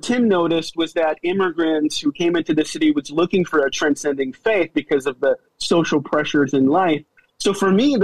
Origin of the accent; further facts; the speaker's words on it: New York City, New York, United States; also born or lived in Seoul, South Korea; my journey begins in Seoul, Korea, moving to the States in 1987 with my parents, entrepreneurs, coming into Manhattan